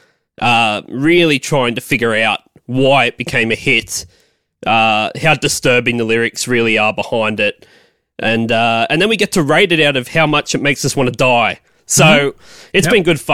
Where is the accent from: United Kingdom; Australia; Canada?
Australia; I'm from Australia